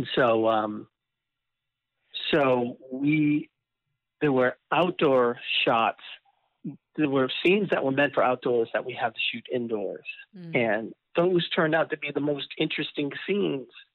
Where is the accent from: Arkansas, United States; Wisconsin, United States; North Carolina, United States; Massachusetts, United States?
Massachusetts, United States; Malden; I grew up just north of Boston, yeah, in Malden, Massachusetts